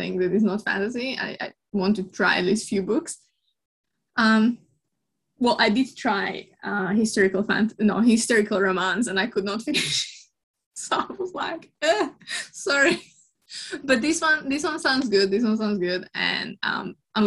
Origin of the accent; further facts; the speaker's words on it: Slovakia; moved away; I'm from Slovakia, so that's kind of cold country